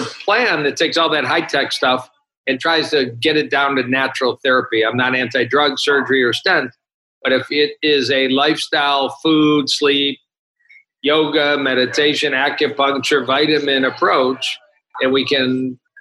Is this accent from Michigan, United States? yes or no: yes; Detroit, Michigan, United States; I am from Detroit and trained at the University of Michigan